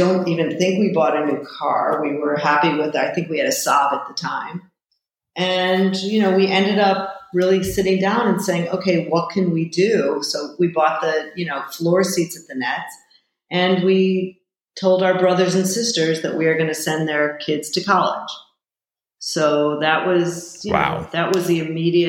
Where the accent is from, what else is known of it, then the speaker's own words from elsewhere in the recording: Chicago, Illinois, United States; I'm also from Chicago, which is the middle of the country